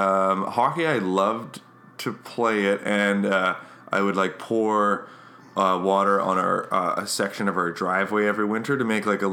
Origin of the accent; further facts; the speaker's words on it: Stonewall, Manitoba, Canada; also born or lived in Winnipeg; Born in Stonewall, Manitoba, born amongst the limestone and fossils.